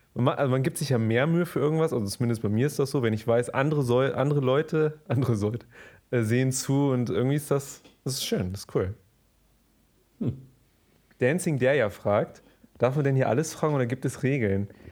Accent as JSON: {"language": "German", "country": "Germany", "said": "ich bin Deutscher"}